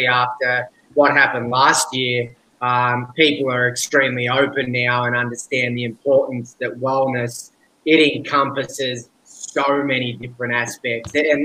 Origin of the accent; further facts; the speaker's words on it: Australia; accent: strong Australian; moved away as an adult; now in Bali, Indonesia; I'm from Australia because I have an extremely strong Australian accent